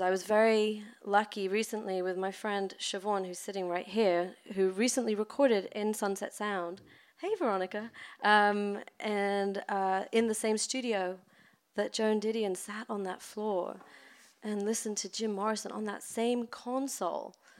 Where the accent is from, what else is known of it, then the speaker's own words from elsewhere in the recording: London, United Kingdom; now in Los Angeles, United States; I grew up in London in the suburbs